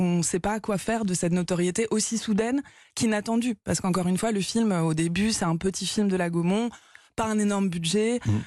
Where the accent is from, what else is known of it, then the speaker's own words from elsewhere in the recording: Paris, Île-de-France, France; Je suis parisienne. Euh, donc du coup, on voit Paris quand même, le Paris dans lequel je vivais